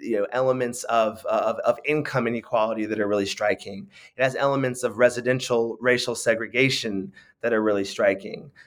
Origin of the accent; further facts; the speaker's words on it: San Francisco, California, United States; I grew up in, in San Francisco